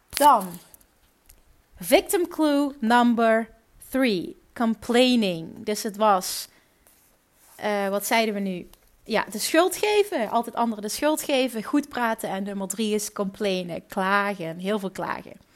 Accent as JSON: {"language": "Dutch", "country": "Netherlands", "accent": "Dutch", "said": "mijn Nederlandse accent"}